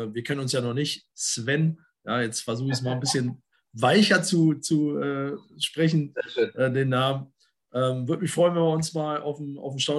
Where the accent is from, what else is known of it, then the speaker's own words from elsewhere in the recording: the East, eastern Germany, Germany; ich komme aus dem Osten